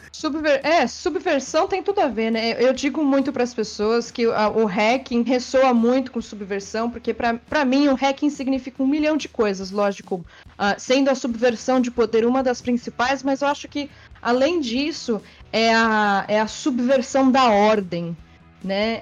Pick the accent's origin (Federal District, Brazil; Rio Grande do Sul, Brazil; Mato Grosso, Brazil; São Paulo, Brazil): São Paulo, Brazil; eu vim da Zona Norte também.